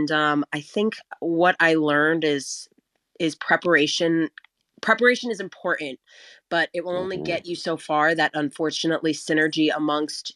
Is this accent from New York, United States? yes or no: no; New Jersey, United States; I'm from Jersey